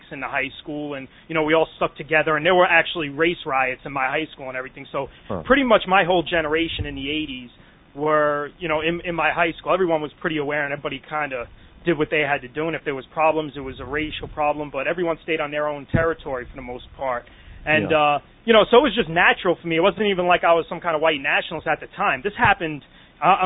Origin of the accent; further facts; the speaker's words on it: New York City, New York, United States; now in Upstate New York, United States; I grew up in the Bronx